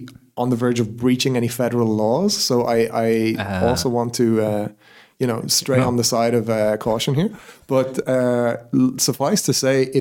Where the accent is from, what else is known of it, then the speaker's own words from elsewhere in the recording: Ireland; being Irish